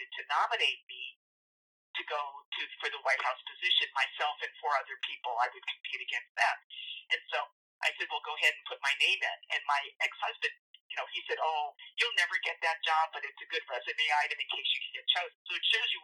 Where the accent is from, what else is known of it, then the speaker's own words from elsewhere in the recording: United States; I grew up in a Filipino culture in the United States